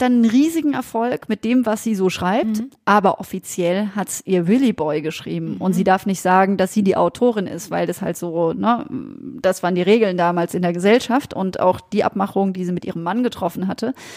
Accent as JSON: {"language": "German", "town": "Freiburg", "region": "Baden-Württemberg", "country": "Germany", "tie": "born or raised there", "said": "spielt in Freiburg. Das ist ja meine Geburtsstadt"}